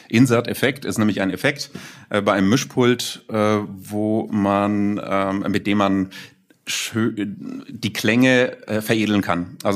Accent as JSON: {"language": "German", "town": "Nuremberg", "region": "Bavaria", "country": "Germany", "said": "freut mich sehr und dann auch als Nürnberger Digital-Urgestein bezeichnet zu werden."}